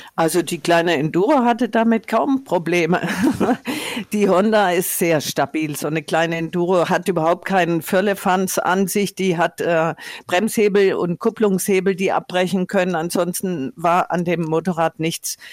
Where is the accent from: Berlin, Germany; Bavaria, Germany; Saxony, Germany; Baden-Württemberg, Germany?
Baden-Württemberg, Germany; Tuttlingen; now in Nordhessen, Germany; von Tuttlingen, meiner Heimatstadt in ähm, Baden-Württemberg